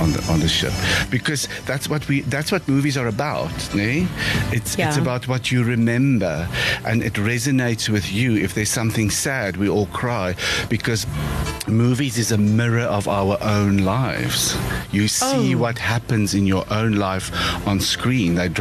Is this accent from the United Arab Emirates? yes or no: no; Free State, South Africa; I grew up in the Free State.